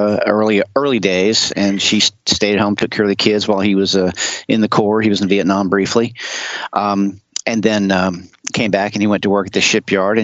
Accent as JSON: {"language": "English", "town": "Charleston", "region": "South Carolina", "country": "United States", "tie": "born or raised there", "also_born_or_lived": "Cherry Point, North Carolina / Folly Beach, South Carolina", "said": "I was actually born up the coast and come back to Charleston, South Carolina"}